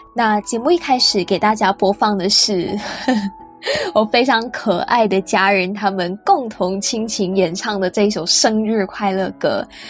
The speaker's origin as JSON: {"language": "Chinese", "region": "Penang", "country": "Malaysia", "said": "因为我大学是在本地读嘛，然后我也没有离开槟城去外州或者是国外念书"}